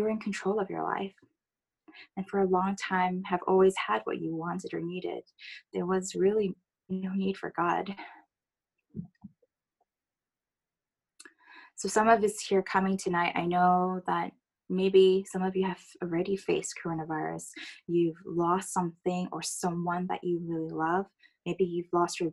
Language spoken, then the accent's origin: English; United States; accent: American; moved away; I am American